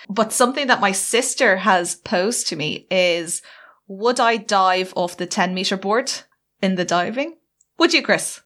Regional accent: Ireland; being Irish

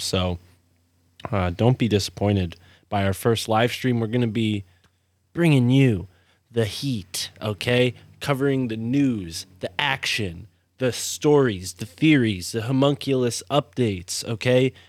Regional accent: East Coast, United States; I grew up on the East Coast

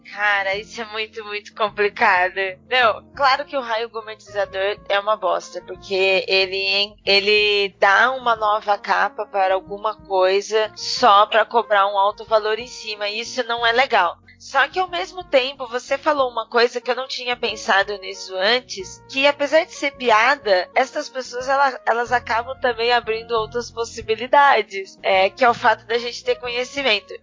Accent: interior of São Paulo, Brazil; No interior a gente toma puro

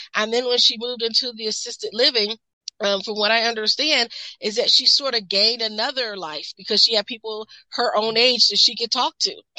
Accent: Midwest, United States; I'm from the Midwest, so we are very mm-hmm. big, um, industrial belt

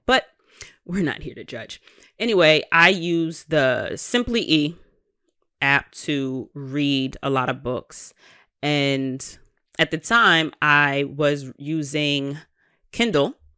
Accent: New York, United States; I am a New Yorker

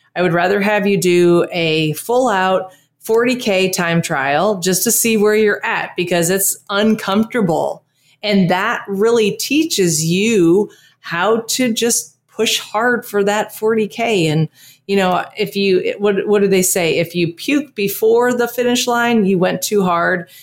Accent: Texas, United States; now in Costa Rica; growing up in Texas

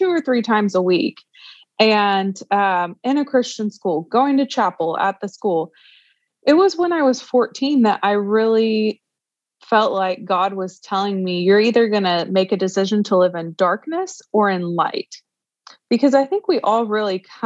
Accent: Tulsa, Oklahoma, United States; I am from Tulsa, Oklahoma, and grew up in the church

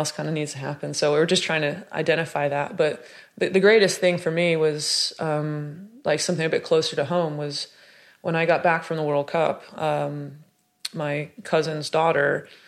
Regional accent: Chino Hills, California, United States; accent: Southern Californian; moved away as an adult; also born or lived in Santa Monica, United States; now in Manchester, United Kingdom; I grew up in a town called Chino Hills, but I was born in Santa Monica.

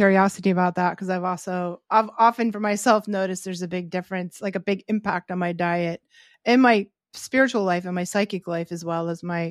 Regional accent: Boston, Massachusetts, United States; I'm from Boston

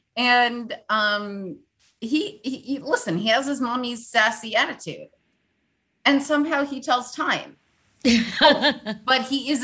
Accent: New York, United States; growing up in New York

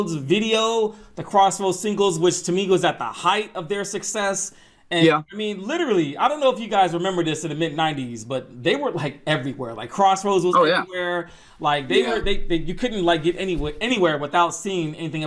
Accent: Atlanta, Georgia, United States; I'm originally from Atlanta, Georgia

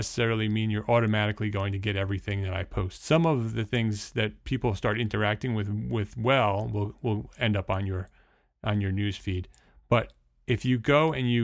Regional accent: Paramus, New Jersey, United States; During my high school years growing up in Paramus, New Jersey

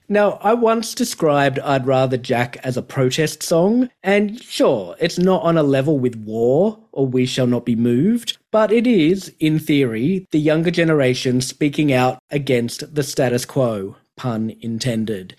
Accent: Australia; Growing up in Australia

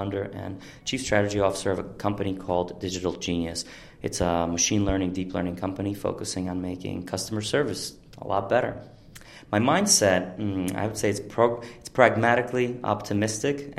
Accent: Ural Mountains, Russia; moved away as an adult; also born or lived in New Jersey; So pretty much I'm from Russia, and I grew up in a very small town in the Ural Mountains

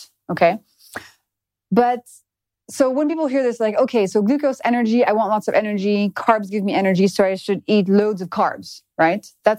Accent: France; In France.

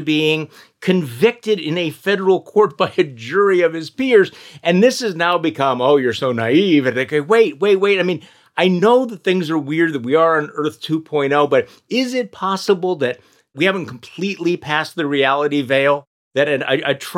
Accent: Milwaukee, Wisconsin, United States; here in my hometown of Milwaukee

